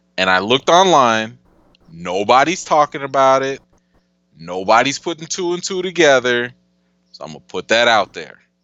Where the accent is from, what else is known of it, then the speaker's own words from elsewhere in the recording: Chicago, Illinois, United States; I'm a Chicagoan till Chicago ends